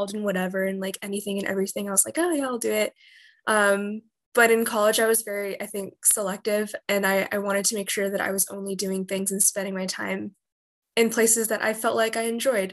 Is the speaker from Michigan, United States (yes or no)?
no; Southern California, United States; moved away as an adult; now in San Francisco, United States; I'm not from like the Bay Area, I'm from Southern California